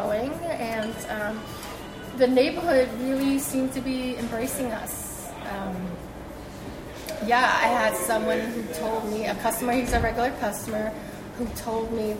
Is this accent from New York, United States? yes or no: yes; New York City, New York, United States; English is a second language; also born or lived in China; I've been in Brooklyn all my life. We grew up in Flatbush, my family and I.